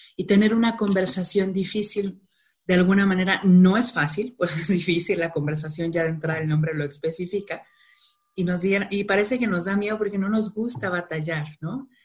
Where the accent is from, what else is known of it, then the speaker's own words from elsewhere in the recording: Culiacán, Sinaloa, Mexico; Soy de Culiacán, Sinaloa, digo normalmente eso siempre que hablo en público porque se me salen algunas palabras raras, el vato, el plebe, la morra